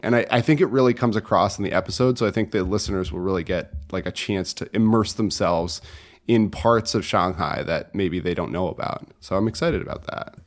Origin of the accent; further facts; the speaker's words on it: Connecticut, United States; moved away as an adult; I'm from Connecticut originally